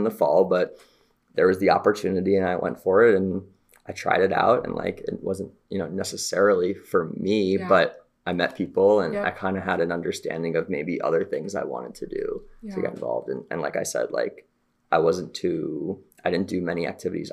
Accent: New Jersey, United States; moved away as an adult; now in Los Angeles, United States; I grew up right outside New York City

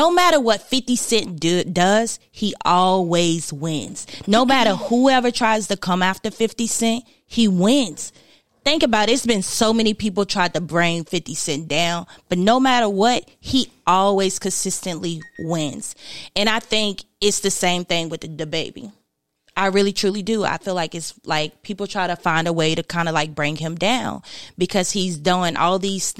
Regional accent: Martinsville, Virginia, United States; also born or lived in Eden, North Carolina; I grew up in Martinsville, Virginia. That's where I grew up most of my life. But Eden, North Carolina is where I'm from, pretty much

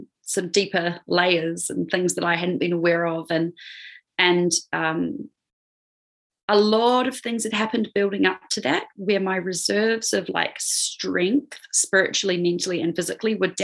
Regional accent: New Zealand; moved away as an adult; also born or lived in Australia / Peru; I was born in Aotearoa, New Zealand, which is where I am now. But I was overseas for about 10 years, living in Australia, and then also living in Peru

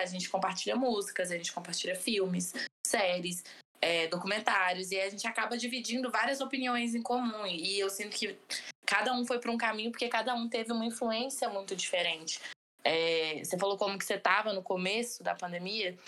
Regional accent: Brazil

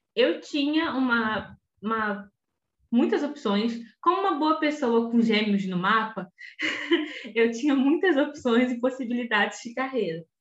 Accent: Belford Roxo, Rio de Janeiro, Brazil; eu sou de Belo Roxo. É, nascida no, no estado do Rio de Janeiro

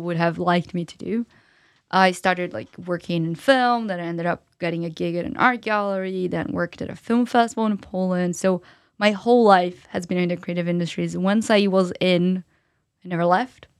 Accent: São Paulo, Brazil; moved away as an adult; now in London, United Kingdom; I'm from Brazil originally, as I mentioned, and I'm from São Paulo

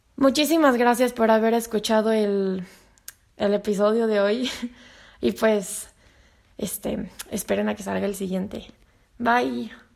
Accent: Mexico

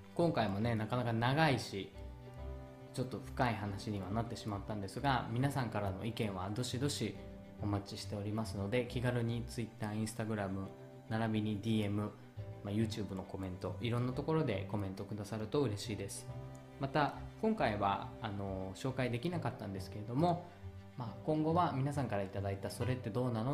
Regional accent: Japan; moved away; also born or lived in Italy; 私が日本人であること

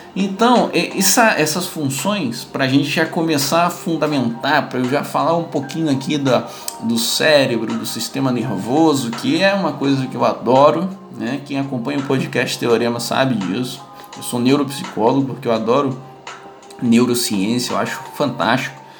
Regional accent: Brazil; aqui no Brasil

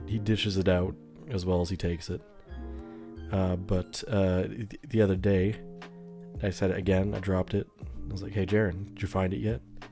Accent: United States; as an American

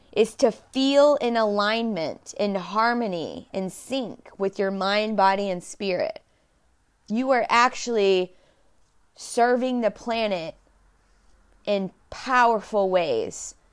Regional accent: Dallas, Texas, United States; I was born and raised in Dallas, Texas

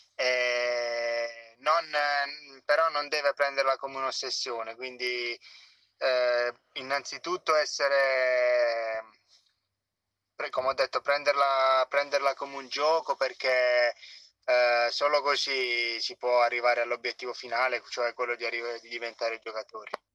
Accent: Gioia del Colle, Apulia, Italy; una scuola calcio del, del mio paese a, a Gioia del Colle

